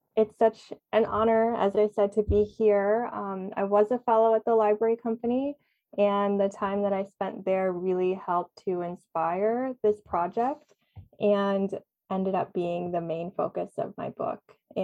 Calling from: Vancouver, British Columbia, Canada; So I am joining you from Vancouver, British Columbia.

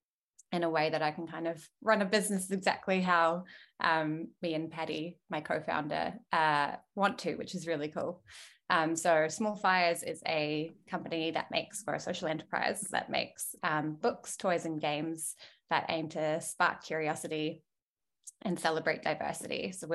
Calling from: Melbourne, Victoria, Australia; I'm dialing in from Wurundjeri Woiwurrung country, close to the Mary Mary in the north of Melbourne.

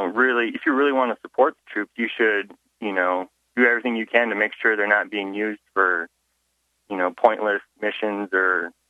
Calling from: Lincoln, Nebraska, United States

